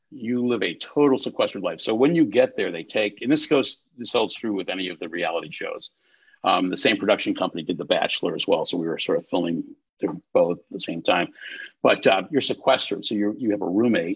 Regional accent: North Shore, Illinois, United States; I grew up on the North Shore

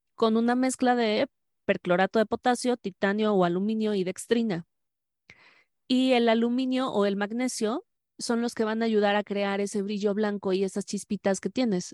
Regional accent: Mexico; lo maravilloso de México es que aquí decimos

